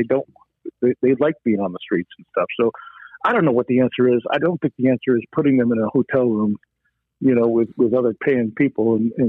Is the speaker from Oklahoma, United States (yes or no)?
no; New York, United States; now in Arizona, United States; You know, I used to when I moved out here from New York. You know, and I used to just. You know, I would sit there and go, man, New York is so much better. And I want to go back.